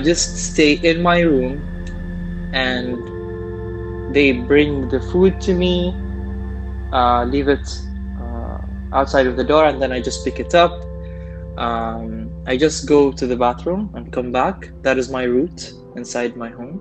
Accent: Bahrain; also born or lived in St. Cloud, Minnesota; I took the decision to come back to Bahrain amidst this whole pandemic scene around the world. And that is because I felt that I would be more safe back home.

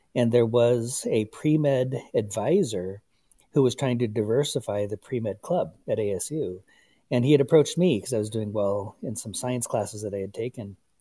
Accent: Kyle, South Dakota, United States; moved away; I'm originally from Kyle, South Dakota, on the Pine Ridge Reservation

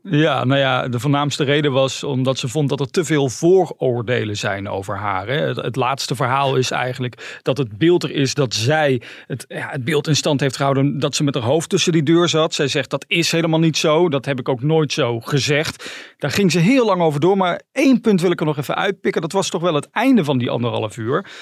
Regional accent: Helmond, North Brabant, Netherlands; wij beide uit Helmond, dus uit Brabant komen.

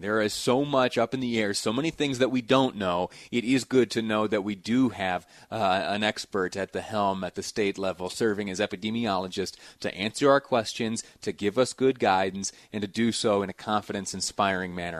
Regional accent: Western New York, United States; moved away; my hometown in Western New York

